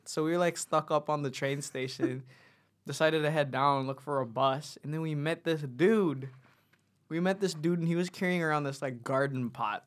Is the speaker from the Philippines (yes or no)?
yes; Philippines; now in New Zealand; we grew up in the Philippines, and then, and then planned, like, we, we kinda knew we were gonna go move over to New Zealand